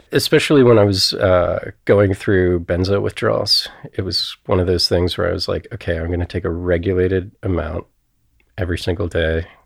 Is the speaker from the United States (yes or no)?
yes; Cincinnati, Ohio, United States; I grew up in Cincinnati